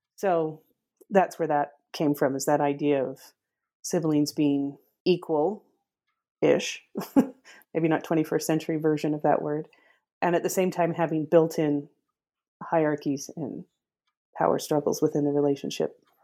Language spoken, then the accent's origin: English; northern Utah, United States; I grew up in Utah, northern Utah